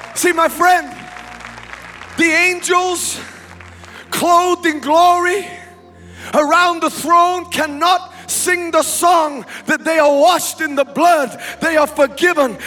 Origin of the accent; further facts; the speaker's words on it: England, United Kingdom; moved away as an adult; now in United States; I was born in England. I grew up in England.